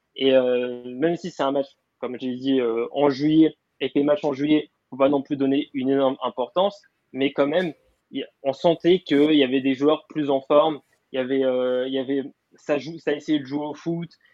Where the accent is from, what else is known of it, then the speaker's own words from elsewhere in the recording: Paris, Île-de-France, France; je venais de Paris